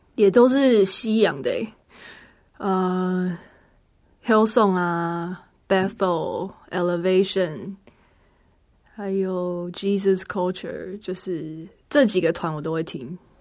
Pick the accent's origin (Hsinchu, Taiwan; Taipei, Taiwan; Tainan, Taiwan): Hsinchu, Taiwan; 是新竹的城市之光圣教会